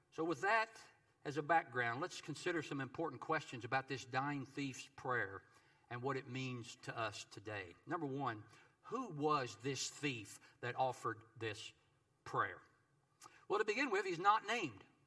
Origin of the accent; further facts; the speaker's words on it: Kentucky, United States; my home state of Kentucky